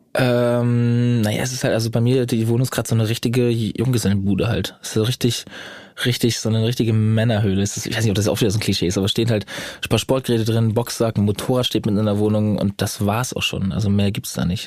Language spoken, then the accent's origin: German; Schleswig-Holstein, Germany; also born or lived in Bad Oldesloe; Also ich komme nicht aus Bad Oldesloe, ich bin ja nur geboren, aber ich komme natürlich aus Schleswig-Holstein allgemein.